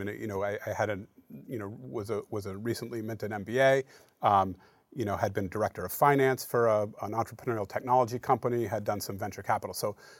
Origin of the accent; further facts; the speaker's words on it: Falmouth, Maine, United States; moved away as an adult; also born or lived in Durham, North Carolina / New York City / Seattle, Washington; now in Portland, United States; I grew up in Falmouth, went to Falmouth High School. And I often tell people that I spent most of my childhood figuring out how to get out of Maine.